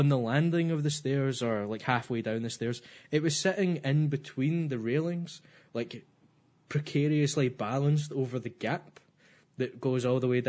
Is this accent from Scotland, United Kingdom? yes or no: yes; just outside Glasgow, Scotland, United Kingdom; I'm from outside Glasgow, just outside Glasgow